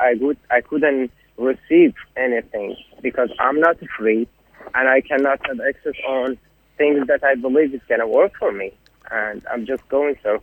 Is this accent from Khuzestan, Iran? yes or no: yes; Ahvaz, Khuzestan, Iran; moved away as an adult; now in Brisbane, Australia; I'm from Awaz.